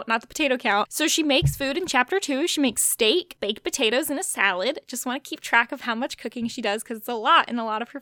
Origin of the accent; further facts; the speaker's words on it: East Coast, United States; We live in Virginia. So growing up on the East Coast